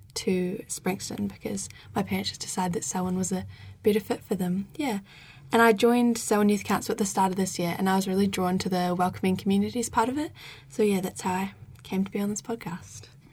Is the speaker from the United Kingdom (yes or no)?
no; Lincoln, Canterbury, New Zealand; also born or lived in Ireland; I was born in Lincoln, but then we moved back over to Ireland for a couple months